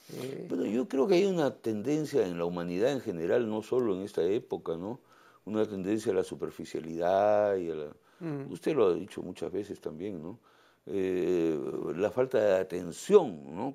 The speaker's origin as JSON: {"language": "Spanish", "region": "Lima", "country": "Peru", "tie": "born or raised there", "moved": "as an adult", "said": "Yo nací en Miraflores, soy un pituco Miraflores, ¿no? Este, pero me fui al campo hace 20 años"}